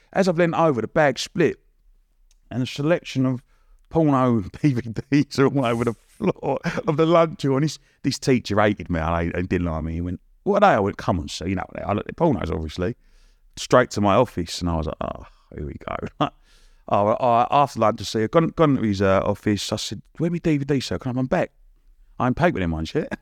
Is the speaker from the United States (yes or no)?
no; Romford, London, United Kingdom; I grew up in Romford